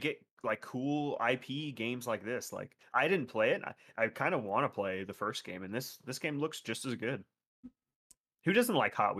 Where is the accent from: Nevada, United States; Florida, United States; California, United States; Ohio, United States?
Florida, United States; Well, I'm from South Florida. It's right there.